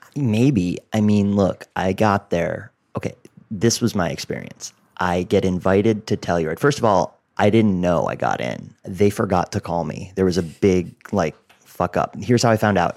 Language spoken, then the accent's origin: English; outside of Boston, Massachusetts, United States; moved away as an adult; also born or lived in Los Angeles; my hometown outside of Boston